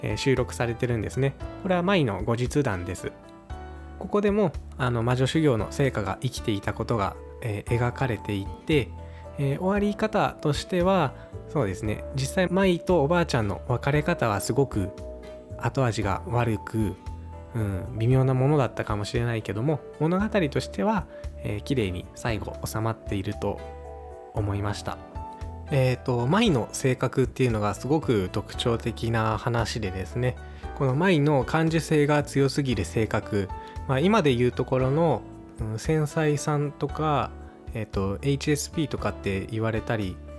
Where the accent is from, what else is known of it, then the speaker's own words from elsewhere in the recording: west of Hachioji, Tokyo, Japan; 東京で生まれ育ったんですけどもあの八王子のあのさらに西の方だった